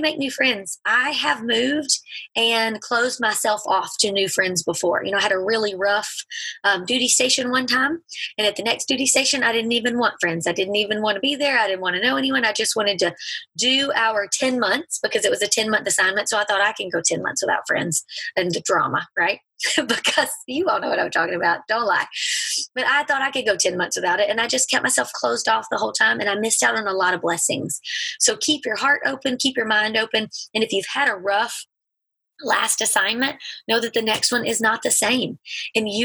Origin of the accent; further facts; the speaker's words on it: Alabama, United States; moved away as an adult; also born or lived in Mississippi / England; we're from Alabama